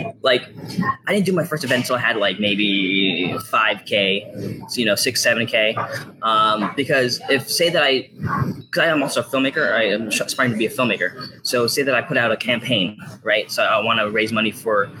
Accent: Virginia Beach, Virginia, United States; also born or lived in Los Angeles; I'm from Virginia Beach, Virginia.

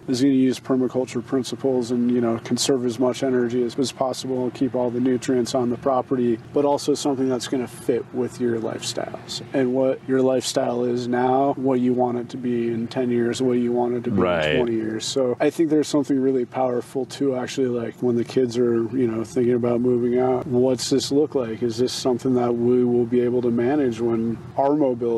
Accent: Colorado, United States; moved away; also born or lived in Indiana / Kentucky / Montana; I grew up in Colorado

